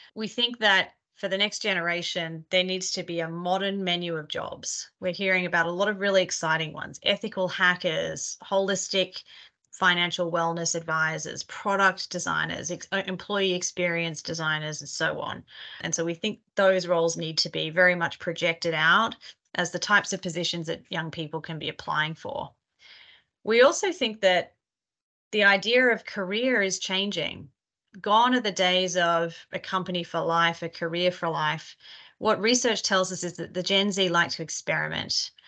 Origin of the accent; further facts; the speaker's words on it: Australia; accent: Australian; now in New York, United States; I am a partner in our workforce advisory practice out of New York, Australian originally, you might be able to tell from my accent.